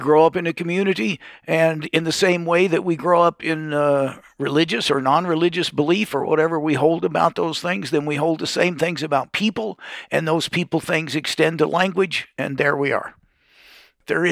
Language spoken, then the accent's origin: English; Louisville, Kentucky, United States; I'm from Louisville, Kentucky, and I sound like I'm from Louisville, Kentucky